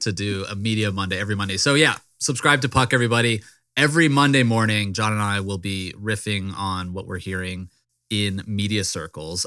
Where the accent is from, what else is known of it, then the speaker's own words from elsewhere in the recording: Richmond, Virginia, United States; Richmond, my hometown